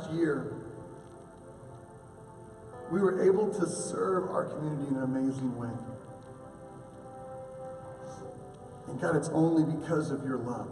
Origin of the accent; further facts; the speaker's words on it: Oklahoma, United States; a boy from Oklahoma